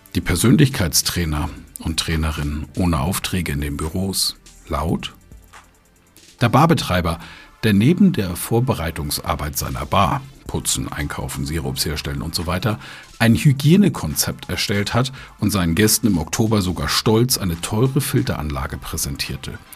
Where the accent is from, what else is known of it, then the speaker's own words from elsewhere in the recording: Germany; wir Deutschen